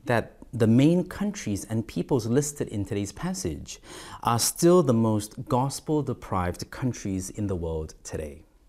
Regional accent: South Korea; moved away as an adult; also born or lived in Malaysia / Singapore / Australia; I was and am more exposed to the nations in Korea, in my home country in Asia

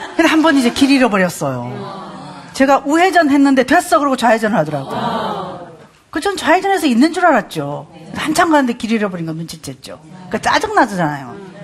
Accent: Gyeongsang, South Korea; 전 경상도 사람입니다

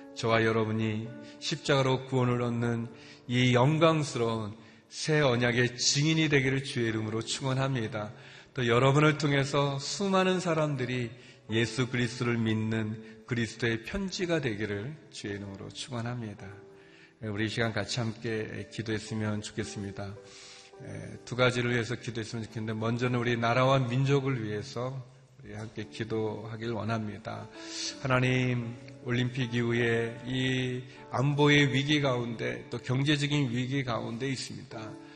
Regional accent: South Korea; moved away as an adult; also born or lived in China; 제가 한국 사람인데 제가 중국에서 와서

